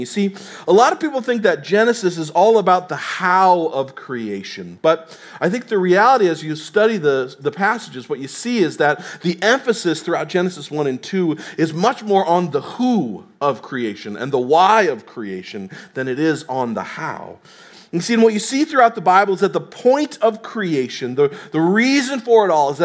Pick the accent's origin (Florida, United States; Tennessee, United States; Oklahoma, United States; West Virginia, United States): Tennessee, United States; moved away; I'm from Tennessee